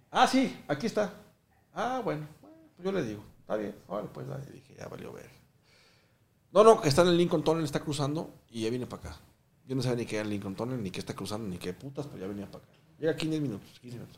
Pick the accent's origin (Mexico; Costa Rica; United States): Mexico; also born or lived in Guatemala; yo tengo pasaporte guatemalteco, güey. Pero yo llegué de Guatemala cuando tenía dos años. Hoy tengo 38 años viviendo en México.